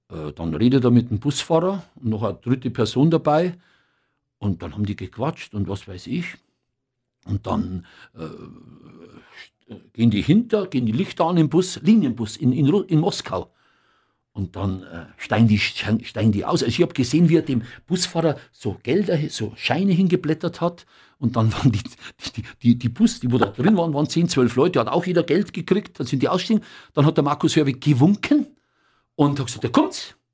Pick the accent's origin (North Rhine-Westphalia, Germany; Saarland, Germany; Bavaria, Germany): Bavaria, Germany; accent: Bavarian; glaube, vielleicht ein bisschen auch mit meinem bayerischen Dialekt.